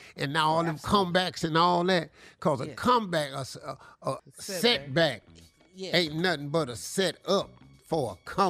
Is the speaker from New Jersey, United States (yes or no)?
no; Cleveland, Ohio, United States; I'm from Cleveland.